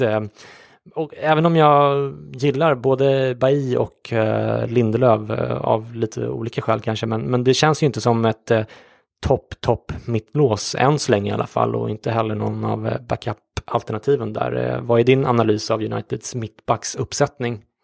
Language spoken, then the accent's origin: Swedish; Sweden; som svensk